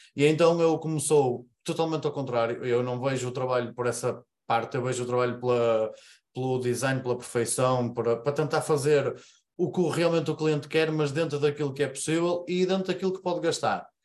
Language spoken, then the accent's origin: Portuguese; Paredes, North, Portugal; Eu sou aqui de Paredes, zona norte do país, Porto, uh, cerca de 20 km do Porto